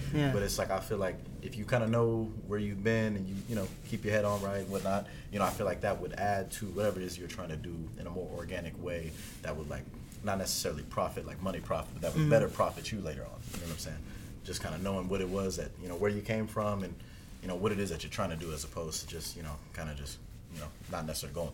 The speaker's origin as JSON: {"language": "English", "region": "East Coast", "country": "United States", "moved": "yes", "said": "not even being from, the, like, this state, essentially, like, I'm from the East Coast"}